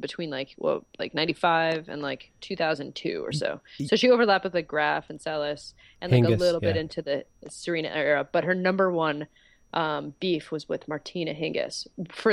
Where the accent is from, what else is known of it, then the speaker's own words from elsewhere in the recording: Montreal, Quebec, Canada; moved away; growing up in Montreal